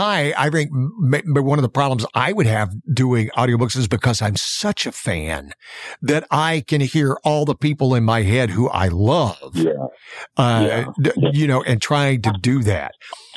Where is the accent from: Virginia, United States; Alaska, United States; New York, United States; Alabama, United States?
Alabama, United States; somebody who grew up in the South, because I grew up in Alabama. As a matter of fact, I grew up on the Florida-Alabama line.